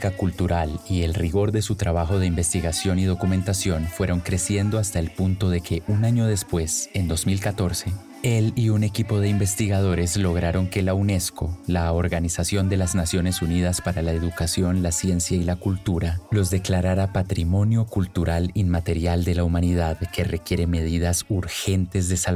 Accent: Portuguesa, Venezuela; Yo vengo de Portuguesa, de la tierra del Silbón, también de la Coromoto, patrona de la nación. … rey de la improvisación

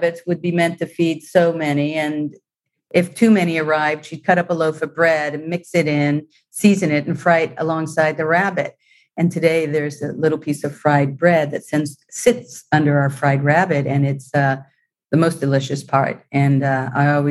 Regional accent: United States; moved away as an adult; also born or lived in Italy / Rome; being an American in Italy

